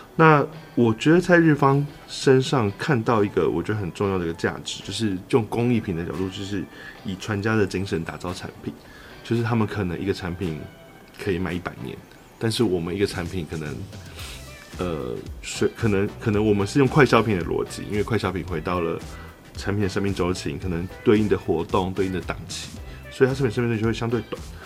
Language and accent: Chinese; Taiwan; 我们台湾人